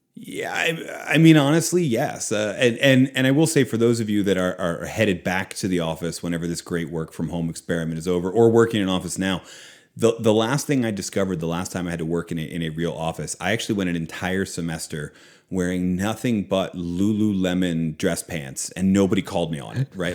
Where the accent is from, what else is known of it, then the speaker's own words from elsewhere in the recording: Philadelphia, Pennsylvania, United States; also born or lived in outside Boston, Massachusetts; now in Oklahoma, United States; was born in Philadelphia. Uh, I grew up outside of Boston for a time.